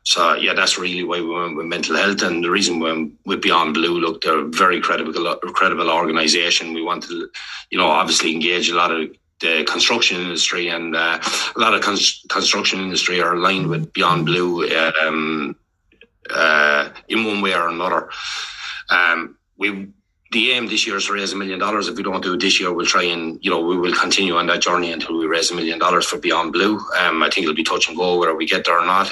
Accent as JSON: {"language": "English", "country": "Ireland", "tie": "born or raised there", "moved": "as an adult", "lives_now": "Melbourne, Australia", "said": "when we're growing up in Ireland"}